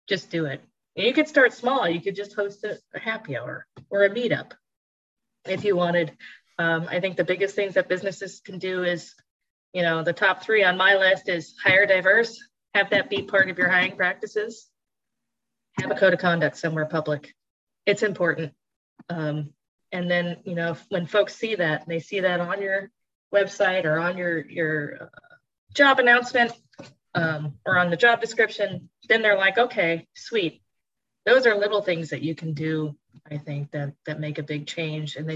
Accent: Florida, United States; now in Pittsburgh, United States; I grew up in Florida

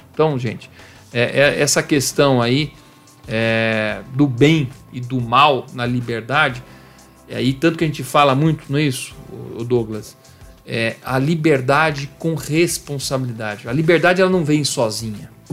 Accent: Campinas, São Paulo, Brazil; born or raised there

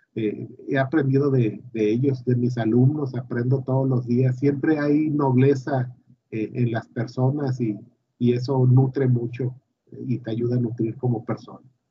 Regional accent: Villahermosa, Tabasco, Mexico; yo nací en Tabasco hace un 30 de diciembre de 1972, ya hace algunos años y estudié en Villahermosa, eh, pues lo típico, la primaria, la secundaria y la prepa

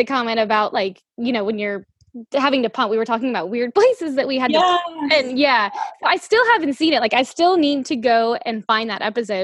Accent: the South, United States; I'm from the South

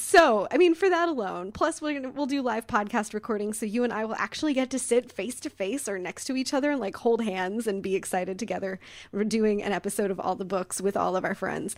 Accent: Midwest, United States; moved away; I grew up in the Midwest

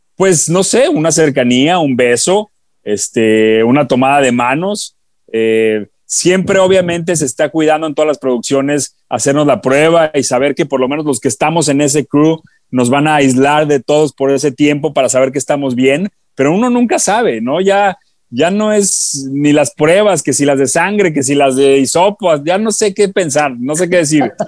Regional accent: Guadalajara, Jalisco, Mexico; moved away; yo soy de Guadalajara

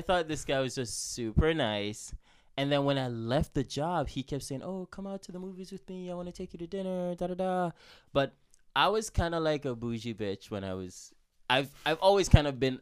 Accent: Jamaica; I'm from Jamaica

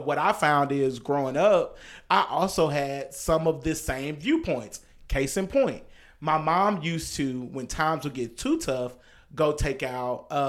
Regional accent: Dallas, Texas, United States; I grew up in South Dallas, so they were everywhere.

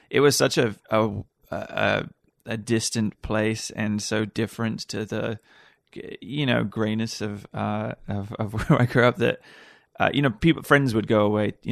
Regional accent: Wales, United Kingdom; moved away as an adult; also born or lived in Ireland; now in United States; Uh, I came here after university. So I grew up in Wales. I went to university in, in Ireland and uh, then came uh, out to the States when

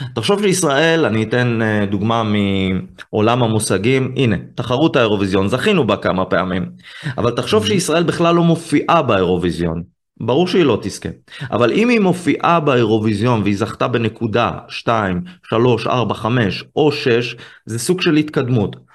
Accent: Israel; אני יהודי, ישראלי

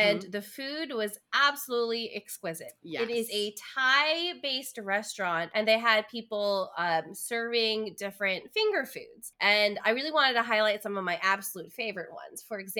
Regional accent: India; I'm Indian. Like, spiciness, please.

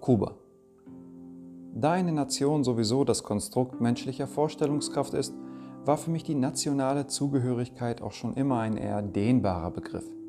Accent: Germany; also born or lived in Denmark; Geboren wurde ich in Dänemark und aufgewachsen bin ich hier in Deutschland

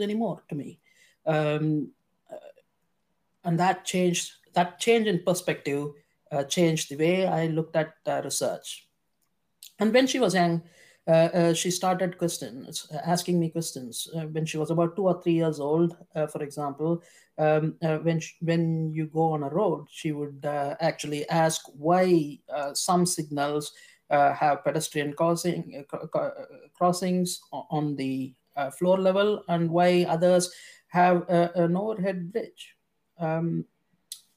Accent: India; moved away as an adult; now in United Kingdom; I was born in India, and I did all my schooling and medical schooling in India

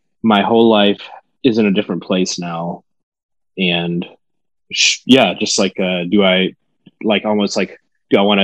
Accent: Stokes County, North Carolina, United States; I grew up in Stokes County

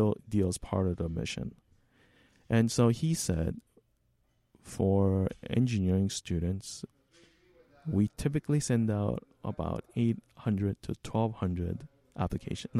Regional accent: Toronto, Ontario, Canada; also born or lived in South Korea; now in Burnaby, Canada; I am from Toronto, mm-hmm. right? I grew up in Toronto

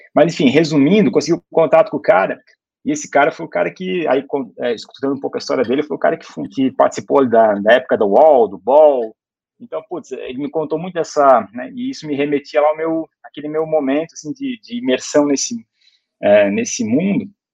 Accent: Brusque, Santa Catarina, Brazil; eu sou de uma cidade pequena, Brusque, ou como a gente fala aqui, Brusque

